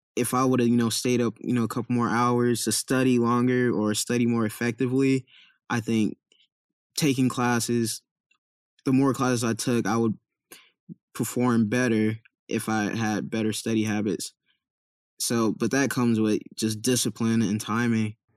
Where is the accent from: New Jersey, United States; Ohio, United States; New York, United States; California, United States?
California, United States; Compton; also born or lived in Irvine, California; I grew up in Compton, California